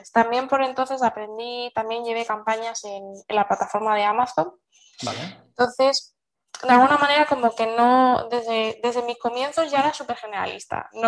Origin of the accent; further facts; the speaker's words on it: Seville, Andalusia, Spain; born there; bueno, yo nací en Sevilla, aunque no lo parezca, que soy muy blanquita